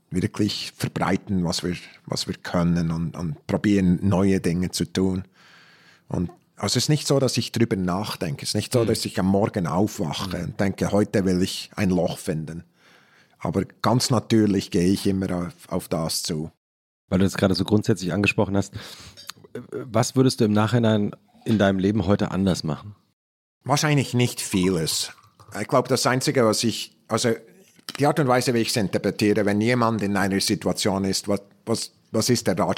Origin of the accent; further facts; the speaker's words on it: Switzerland; moved away; aufgewachsen mit Träumen, dass ich zurück bin, wo ich bin, wo ich war. In der Schweiz.